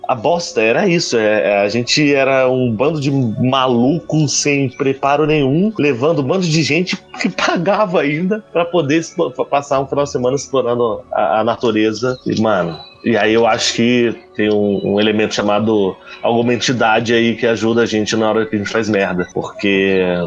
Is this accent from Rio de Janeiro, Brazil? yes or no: no; Brasília, Federal District, Brazil; now in São Paulo, Brazil; eu fui criado em Brasília